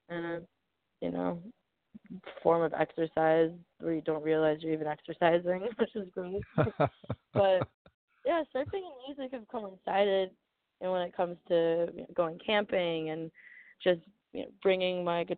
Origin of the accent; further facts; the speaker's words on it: Manhattan Beach, California, United States; I grew up in Manhattan Beach